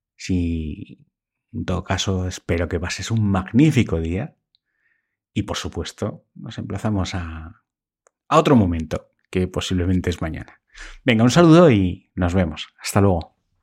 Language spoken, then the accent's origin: Spanish; Spain; aquí en España